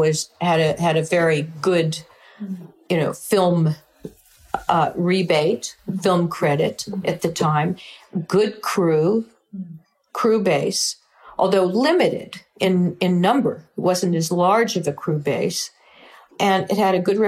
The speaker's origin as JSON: {"language": "English", "region": "California", "country": "United States", "said": "we're from California"}